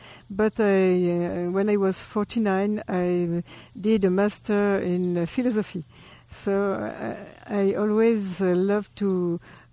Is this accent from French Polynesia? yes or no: yes; French Polynesia; English is a second language; now in Paris, France; I'm from Tahiti. My mother is Tahitian and my father Spanish